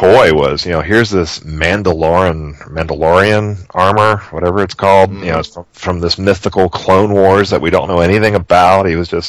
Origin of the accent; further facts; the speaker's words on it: Cincinnati, Ohio, United States; I'm from Cincinnati.